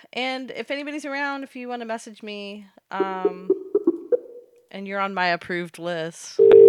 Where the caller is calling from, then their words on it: New Jersey, United States; I am calling from New Jersey.